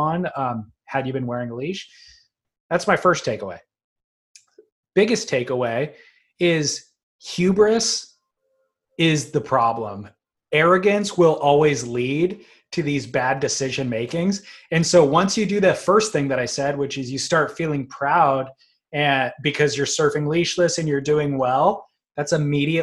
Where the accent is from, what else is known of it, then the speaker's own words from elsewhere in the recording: United States; I'm an American